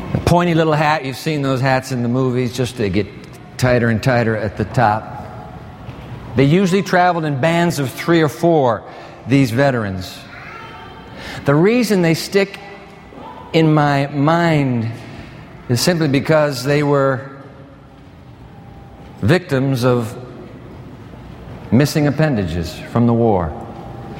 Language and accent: English; Japan; moved away; When I was a kid growing up in Japan, born in that land of the rising sun